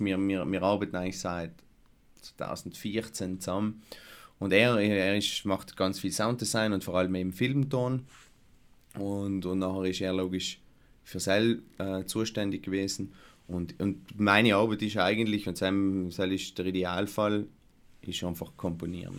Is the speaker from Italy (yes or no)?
yes; Lana, Trentino-Alto Adige, Italy; ich das erste Mal mitgetan habe, bei ich ein Weihnachtsspiel äh, von der Volksbühne in Lana, wäre ich vielleicht fünf oder sechs gewesen sein